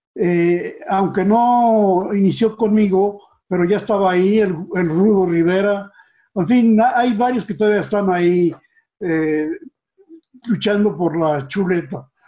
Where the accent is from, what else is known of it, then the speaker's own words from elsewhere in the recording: Mexico City, Mexico; also born or lived in Pachuca, Hidalgo; nací allá, pero muy joven, eh, nos trajo mi, papá a la capital